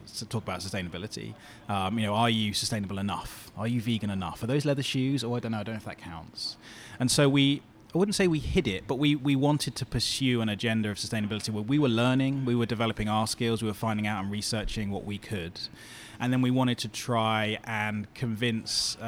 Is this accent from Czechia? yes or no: no; Bournemouth, South West England, United Kingdom; moved away; This is where I grew up in Bournemouth